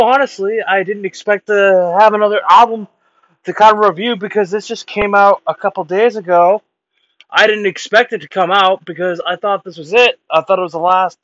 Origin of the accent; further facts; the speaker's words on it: Canada; I was born Canadian